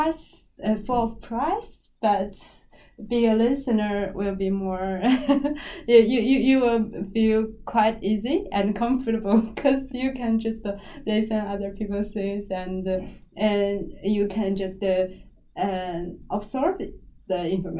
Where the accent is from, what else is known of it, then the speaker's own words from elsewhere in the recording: China; English is a second language; different from what I in my hometown, in China.